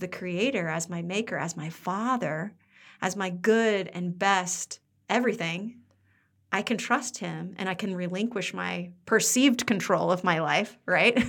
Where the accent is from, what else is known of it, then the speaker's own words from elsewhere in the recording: Midwest, United States; moved away as an adult; also born or lived in Pennsylvania; we're from the Midwest